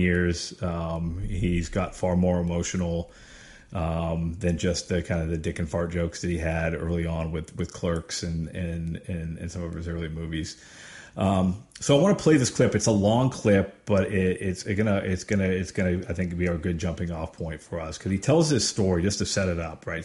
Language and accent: English; Erie, Pennsylvania, United States; where we grew up in Erie, Pennsylvania